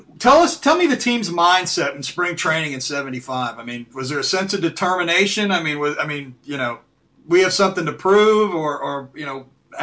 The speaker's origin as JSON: {"language": "English", "town": "Cincinnati", "region": "Ohio", "country": "United States", "tie": "born or raised there", "said": "growing up in Cincinnati at the time"}